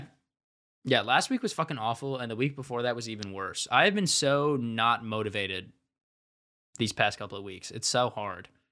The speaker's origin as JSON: {"language": "English", "region": "Ohio", "country": "United States", "said": "I'm from Ohio"}